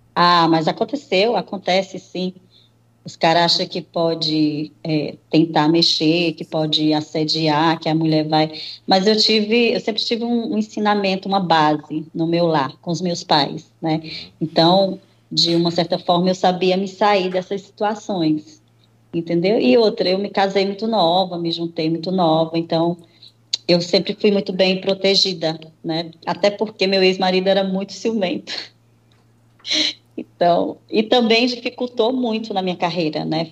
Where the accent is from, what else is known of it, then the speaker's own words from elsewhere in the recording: Nova Russas, Ceará, Brazil; eu nasci em Nova Russas, Ceará